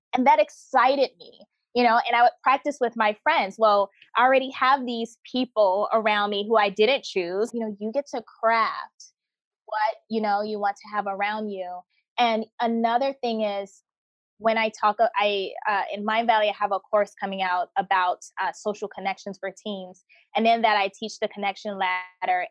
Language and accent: English; United States; moved away as an adult; also born or lived in North Carolina / South Korea / India; when I was growing up in America